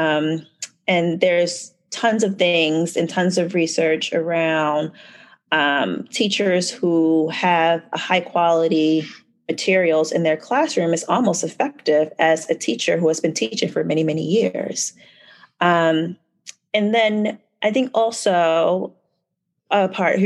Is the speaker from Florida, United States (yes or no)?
no; Baltimore, Maryland, United States; born and raised in Baltimore.